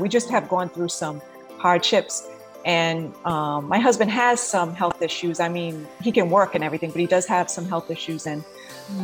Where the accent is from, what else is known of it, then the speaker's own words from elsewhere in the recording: New England, United States; moved away as an adult; now in Florida, United States; Originally, I'm from New England, and I've lived in Florida for about seven years now.